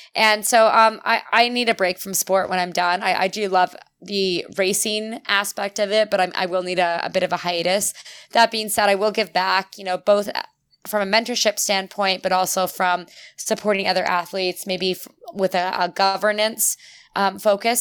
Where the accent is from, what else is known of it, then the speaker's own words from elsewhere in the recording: St. Catharines, Ontario, Canada; also born or lived in Europe / United States; I'm from Saint Catharines